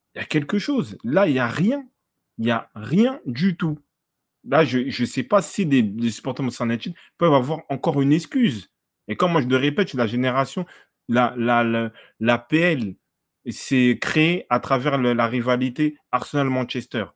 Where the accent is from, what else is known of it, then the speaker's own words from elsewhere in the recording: France; on est français, on est chauvin